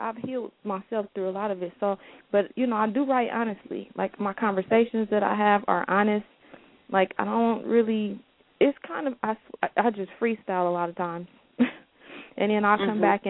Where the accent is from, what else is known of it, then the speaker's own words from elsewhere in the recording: Oakland, California, United States; I grew up in West Oakland with a single parent